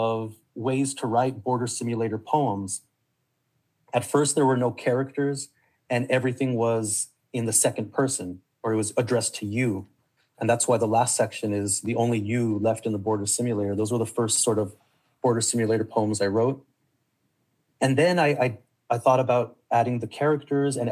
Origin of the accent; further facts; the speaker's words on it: El Paso, Texas, United States; growing up in El Paso, being on that border, I'm in touch with both of those worlds